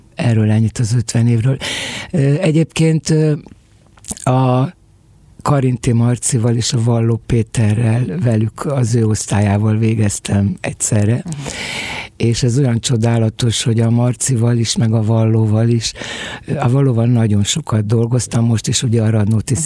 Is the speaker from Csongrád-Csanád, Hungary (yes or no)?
no; Budapest, Hungary; also born or lived in a Swabian village in Hungary (birthplace); amikor három évesen velem egy szál bőröndel meg egy, egy gyerekágyal elindult, mint a albéletről albélethez zugróba. Amúgy meg hálságyon születtem egy sváb faluba